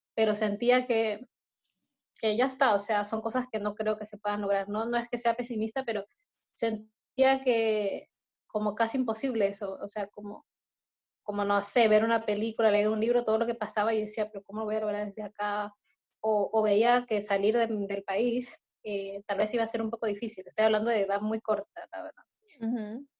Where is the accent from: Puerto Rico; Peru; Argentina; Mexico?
Peru; also born or lived in Brazil; now in Chile; yo nací en Perú